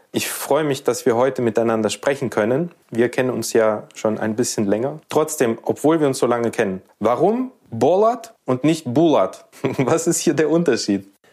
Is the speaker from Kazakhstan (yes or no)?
yes; Almaty, Kazakhstan; also born or lived in Temirtau; now in Germany; ich bin in Temirtau geboren und aufgewachsen in der früheren Hauptstadt, in Almaty